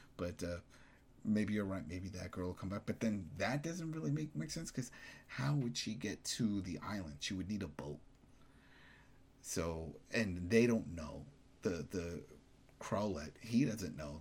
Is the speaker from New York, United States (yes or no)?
yes; New York, United States; as a New Yorker